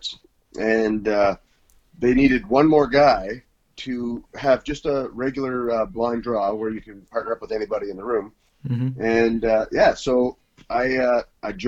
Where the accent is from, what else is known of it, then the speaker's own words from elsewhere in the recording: Canada; from Canada